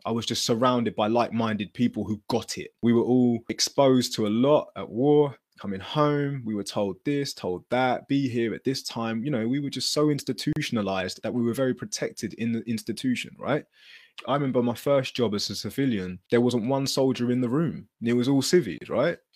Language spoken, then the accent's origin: English; Luton, East of England, United Kingdom; growing up in Luton, it wasn't a very friendly environment